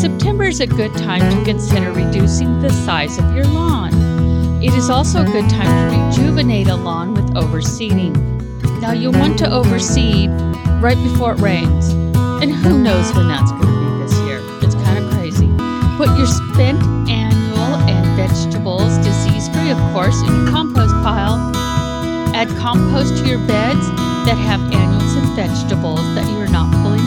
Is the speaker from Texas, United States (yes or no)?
no; Woodland, California, United States; I grew up in Woodland, went to college, got a degree in agriculture